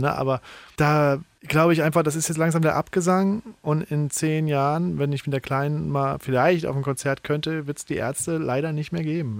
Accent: Saarbrücken, Saarland, Germany; also born or lived in Berlin; now in Heidelberg, Germany; so ein Rockclub in Saarbrücken, wo ich herkomme

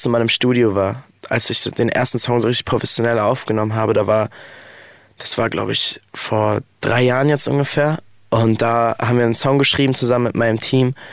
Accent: Offenburg, Baden-Württemberg, Germany; Weil Offenburg ist einfach so meine Heimat, da sind meine Freunde, meine Familie, alles einfach.

